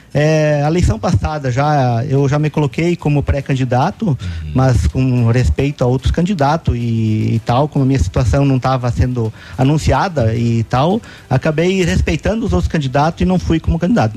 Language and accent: Portuguese; Pato Branco, Paraná, Brazil; sou natural de Pato Branco, tenho 55 anos